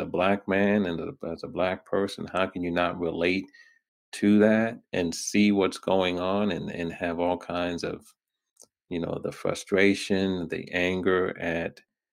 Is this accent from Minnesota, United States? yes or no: no; New York, United States; also born or lived in Brooklyn; I was born in Brooklyn. raised in Queens